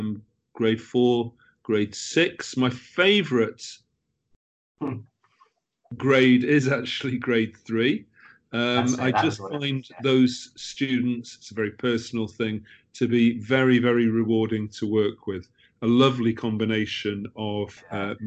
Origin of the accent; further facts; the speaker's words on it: United Kingdom; moved away as an adult; also born or lived in Middle East / France; as a Brit